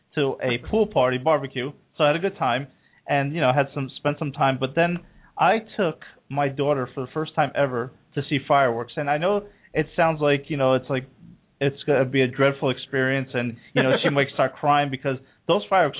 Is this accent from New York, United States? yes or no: no; Belleville, New Jersey, United States; my hometown in Belleville, New Jersey